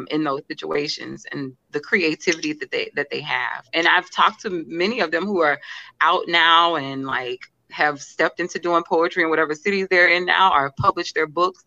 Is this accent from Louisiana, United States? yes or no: yes; Alexandria, Louisiana, United States; moved away as an adult; now in New Orleans, United States; I'm from a little town, like you said in my bio, Alexandria, Louisiana